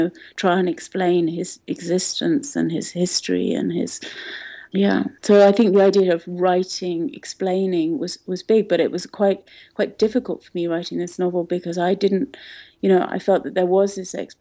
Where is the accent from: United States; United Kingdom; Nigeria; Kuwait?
Kuwait; moved away; I grew up in Kuwait, where there was a very large Palestinian population